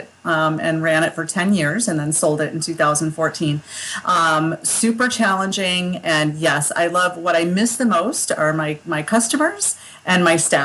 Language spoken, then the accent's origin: English; Skinny Atlas, New York, United States; moved away; also born or lived in Massachusetts / Colorado / Texas; this is my hometown. This is where I grew up